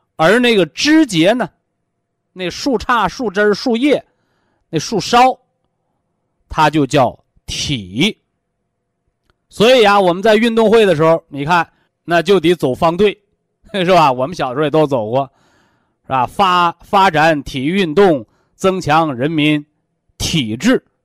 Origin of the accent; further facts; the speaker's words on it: China; 我们是中国人